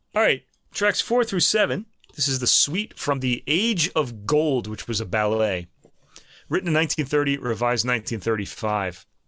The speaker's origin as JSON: {"language": "English", "country": "United States", "said": "we're American"}